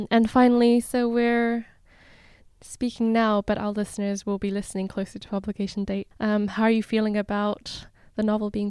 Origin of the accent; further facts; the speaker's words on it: Hong Kong; I grew up in Hong Kong for a while